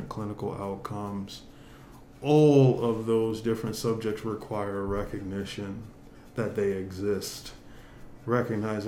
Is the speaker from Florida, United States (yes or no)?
yes; Florida, United States; moved away; my days of growing up in Florida